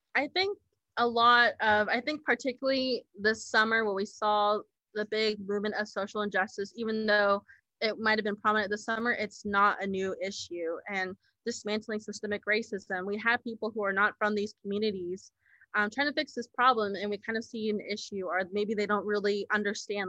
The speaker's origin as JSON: {"language": "English", "country": "United States", "moved": "yes", "lives_now": "Kansas, United States", "said": "I am Navajo from the Navajo Nation"}